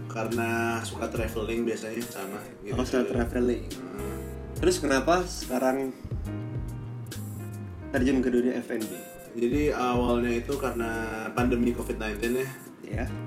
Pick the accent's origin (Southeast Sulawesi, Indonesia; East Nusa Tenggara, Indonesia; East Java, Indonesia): East Nusa Tenggara, Indonesia; karena saya sendiri pas kecil itu uh, hidupnya di NTT dulu